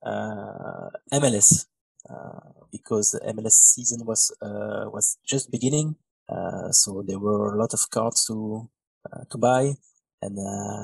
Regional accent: Belgium; English is a second language; I'm from Belgium, in Europe.

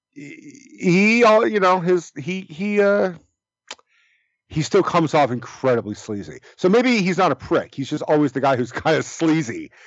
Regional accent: Bay Area, California, United States; I grew up in the Bay Area

